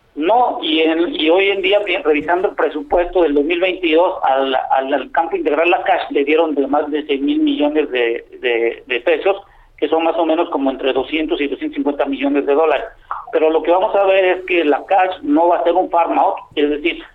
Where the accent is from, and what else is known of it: Mexico